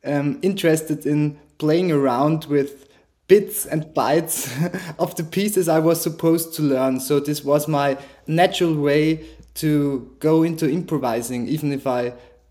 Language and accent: English; Vienna, Austria; I grew up in Vienna in a family where both of my parents played piano just for fun